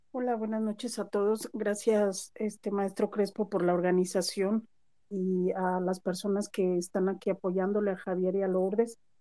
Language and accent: Spanish; Mexico; que mi existencia como mexicana valga